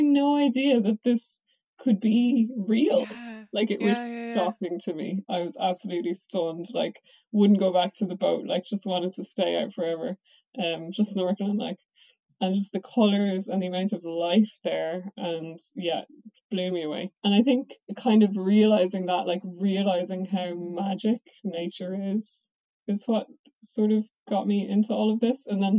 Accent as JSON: {"language": "English", "town": "Dublin", "region": "Leinster", "country": "Ireland", "tie": "born or raised there", "moved": "yes", "lives_now": "Oxford, United Kingdom", "said": "I'm from Dublin"}